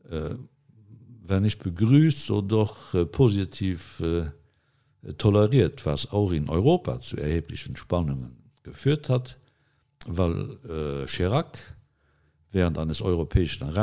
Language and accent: German; Luxembourg; dass man als Luxemburger, als kleiner Luxemburger im Gespräch mit den Großen der Welt größere Ohren braucht als die großen Staatenlenker.